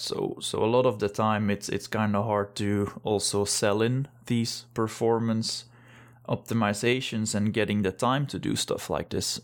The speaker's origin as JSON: {"language": "English", "country": "Belgium", "moved": "as an adult", "lives_now": "Denmark", "said": "I'm originally from Belgium, but been living in Denmark since, uh, two thousand twelve"}